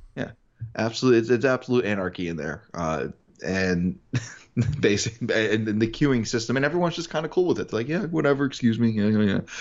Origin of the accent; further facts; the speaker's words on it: New York, United States; I'm a New Yorker